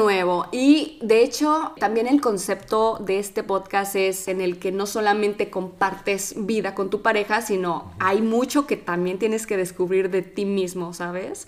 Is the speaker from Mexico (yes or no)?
yes; Mexico; moved away as an adult; now in Italy; soy mexicana y ya tengo cuatro años viviendo en Italia.